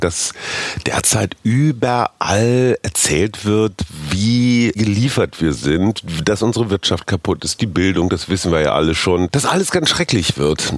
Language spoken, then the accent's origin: German; Münster, North Rhine-Westphalia, Germany; moved away; in meiner Heimatstadt Münster